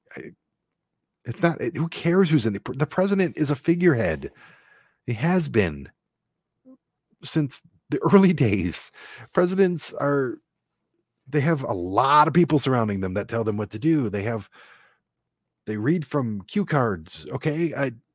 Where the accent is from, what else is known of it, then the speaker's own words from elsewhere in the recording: Detroit, Michigan, United States; growing up in Detroit